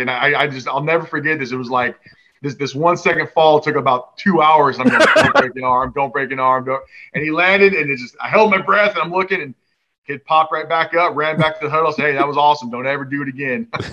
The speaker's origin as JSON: {"language": "English", "region": "Washington", "country": "United States", "tie": "born or raised there", "said": "i grew up in Washington"}